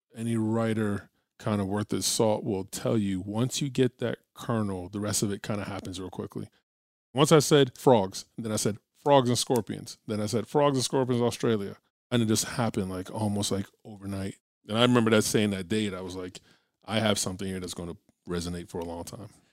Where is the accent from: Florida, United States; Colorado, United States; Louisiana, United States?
Florida, United States; I'm from Florida